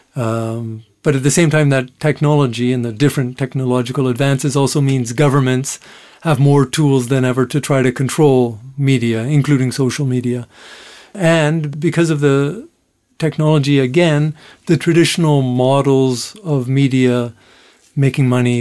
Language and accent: English; Canada; I'm from Canada